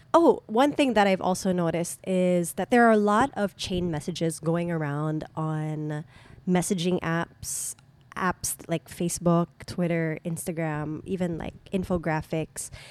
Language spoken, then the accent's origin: English; Subic, Central Luzon, Philippines; my hometown